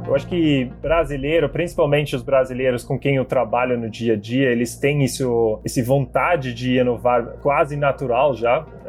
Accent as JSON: {"language": "Portuguese", "town": "Sittard", "region": "Limburg", "country": "Netherlands", "tie": "born or raised there", "second_language": "Portuguese", "moved": "as an adult", "lives_now": "Brazil", "said": "eu sou holandês, eu nasci e cresci na Holanda"}